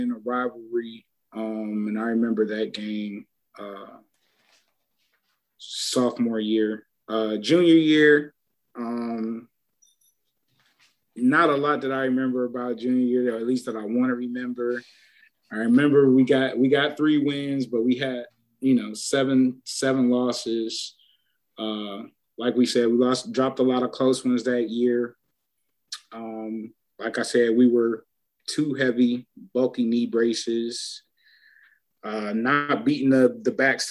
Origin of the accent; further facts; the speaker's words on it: Shaker Heights, Ohio, United States; I came from Shaker